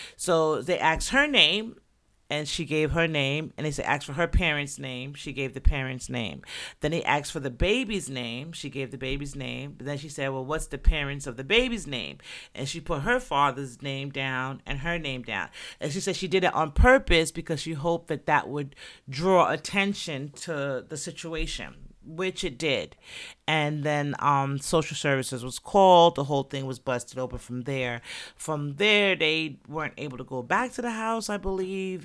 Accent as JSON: {"language": "English", "region": "New York", "country": "United States", "also_born_or_lived": "Jamaica", "said": "I'm from New York, Jersey's right there, the tri-state area"}